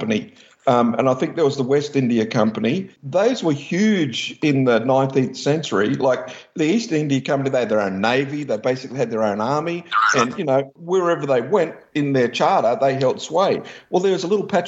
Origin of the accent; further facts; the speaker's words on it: Australia